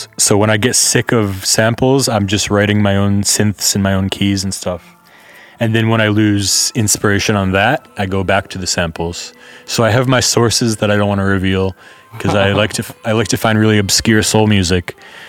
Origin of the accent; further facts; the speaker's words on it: San Francisco, California, United States; now in Netherlands; I'm coming from San Francisco, so it's not, San Francisco is not normal America, obviously. So I can compare living there to here, and it's kind of similar in a lot of ways.